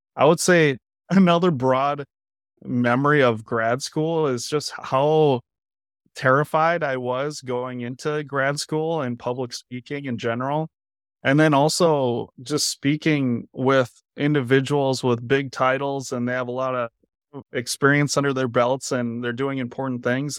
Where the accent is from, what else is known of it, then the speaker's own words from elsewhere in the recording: United States; moved away as an adult; now in Iowa City, United States; originally I'm from Minnesota, Wisconsin